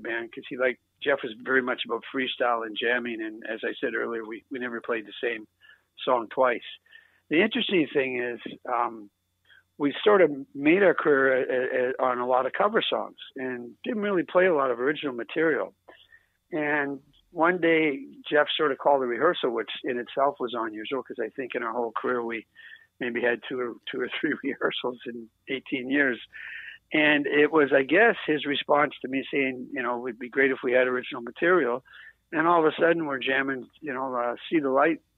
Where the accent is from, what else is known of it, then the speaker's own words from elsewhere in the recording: East Coast, Atlantic Canada, Canada; moved away; I'm from the East Coast.